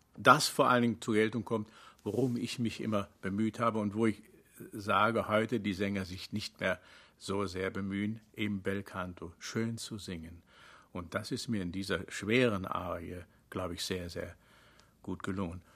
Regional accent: Rhineland, Germany; wie im Rheinland äh, aufgewachsen

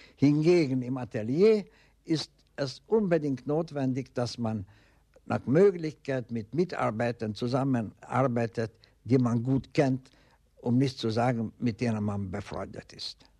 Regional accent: Hungary; German is a second language; moved away as an adult; also born or lived in Vienna, Austria / Berlin, Germany; zu Hause in meiner Heimat in Ungarn.

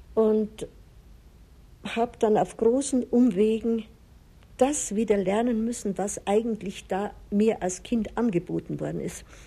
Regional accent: Chiemsee, Bavaria, Germany; moved away as an adult; also born or lived in Pitzling; now in Rocca di Papa, Italy; Ich bin am Chiemsee aufgewachsen

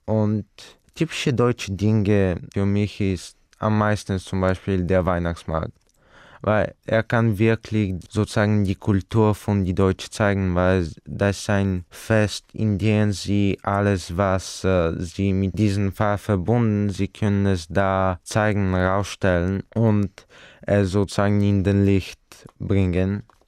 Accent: Bulgaria; German is a second language; ich komme aus Bulgarien

